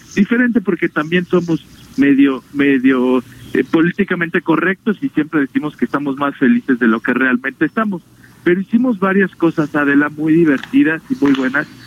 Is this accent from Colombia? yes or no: no; Mexico